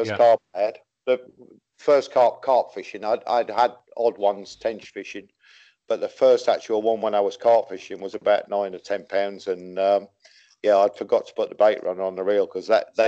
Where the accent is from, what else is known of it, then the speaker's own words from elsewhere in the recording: Wakefield, Yorkshire and the Humber, United Kingdom; also born or lived in Chesham, Buckinghamshire / Biggleswade; now in Caspe, Spain; my neighbour took me and used to take me to a little place in Wakefield. I'm a Yorkshireman